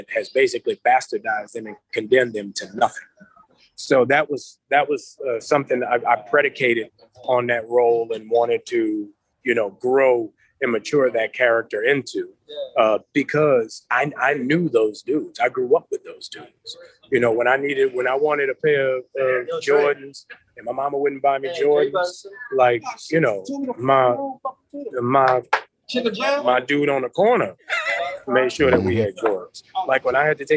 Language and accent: English; New Orleans, Louisiana, United States; growing up in New Orleans, like, the drug dealers I knew were the ones who took care of the neighborhood